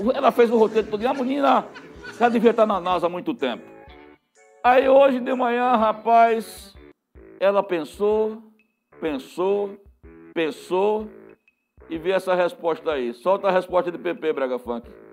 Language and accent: Portuguese; Serra Talhada, Pernambuco, Brazil; Serra Talhada é sem dúvidas a nossa aldeia, a terra que amamos, a terra pátria